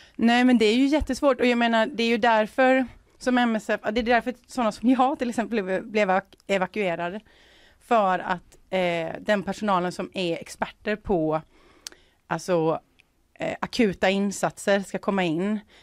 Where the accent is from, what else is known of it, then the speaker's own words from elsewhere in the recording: Sweden; som, som svensk